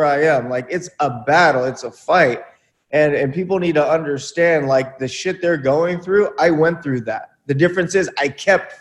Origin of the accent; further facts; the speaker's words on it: Buena Park, California, United States; I grew up in Buena Park, California in the 90s